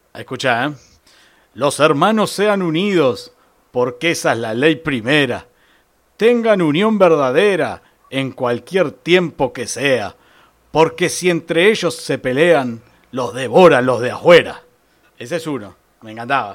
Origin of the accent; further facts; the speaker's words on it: San Pedro, Buenos Aires Province, Argentina; yo digo que soy de San Pedro